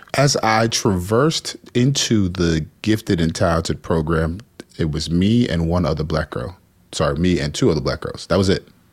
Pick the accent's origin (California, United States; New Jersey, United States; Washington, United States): New Jersey, United States; also born or lived in Houston, Texas; We moved to Jersey after some tumultuous things there and primarily raised by my grandparents.